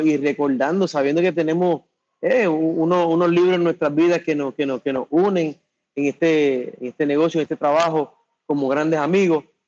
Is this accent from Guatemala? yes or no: no; Puerto Rico; cuando yo hablo de mi tierra